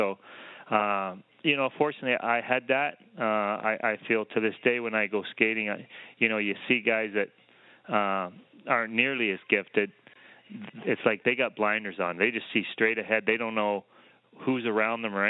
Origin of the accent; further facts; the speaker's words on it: Canada; moved away as an adult; also born or lived in Los Angeles, United States; I came from maybe smallest town in Canada to the largest city in the U.S.